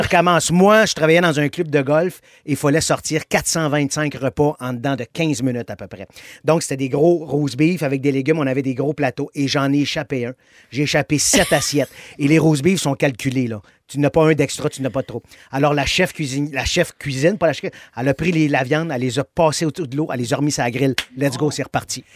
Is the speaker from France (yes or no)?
no; Montreal, Quebec, Canada; je suis né à Montréal. J'ai grandi dans une ruelle, dans le quartier Rosemont. J'ai passé 35 ans de ma vie à Montréal